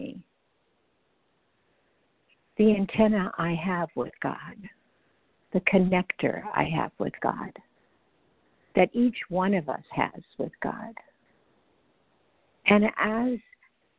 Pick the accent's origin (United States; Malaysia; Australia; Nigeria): United States; the Bible Belt; I grew up in the Bible Belt